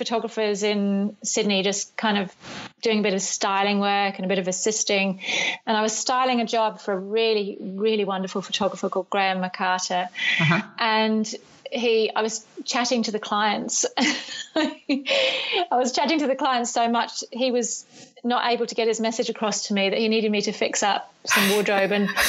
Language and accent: English; United Kingdom; now in New Zealand; I've really worked hard on not having a New Zealand accent, but I think I have one now. I'm originally from the UK. Actually still have a UK passport.